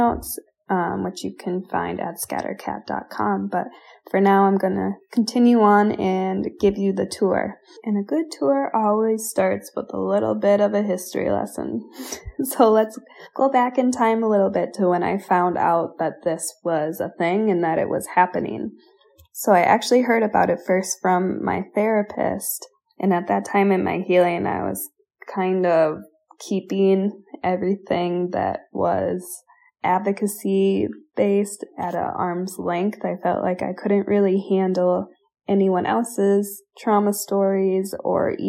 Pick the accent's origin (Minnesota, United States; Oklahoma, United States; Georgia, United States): Minnesota, United States; my home state of Minnesota